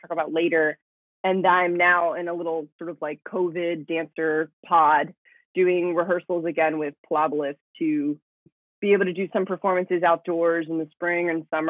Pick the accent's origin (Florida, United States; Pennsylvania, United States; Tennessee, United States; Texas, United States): Florida, United States; Miami; also born or lived in Dominican Republic; I was born in the Dominican Republic. I come from a Dominican family. And I grew up in Miami since I was like about a year old.